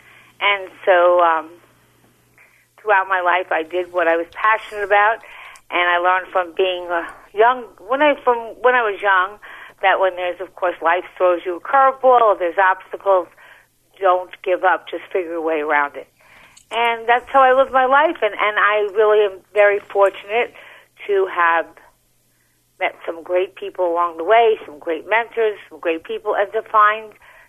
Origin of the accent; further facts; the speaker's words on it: Long Island, New York, United States; I had a wonderful childhood there. I loved the beach. I mean, I guess if you grew up in Long Island, you were at the beach all the time.